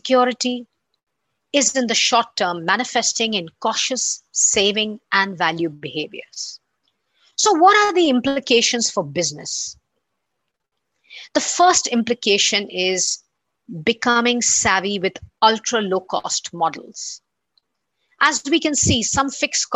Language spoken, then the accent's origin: English; India; my home country, India